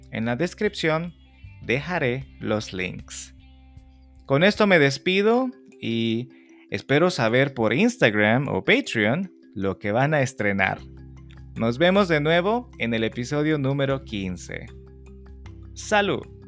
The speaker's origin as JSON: {"language": "Spanish", "country": "El Salvador", "said": "tiene que ver con una tradición en mi país"}